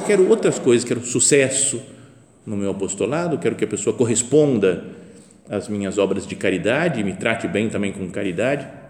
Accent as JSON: {"language": "Portuguese", "country": "Brazil", "also_born_or_lived": "Italy", "said": "sou brasileiro"}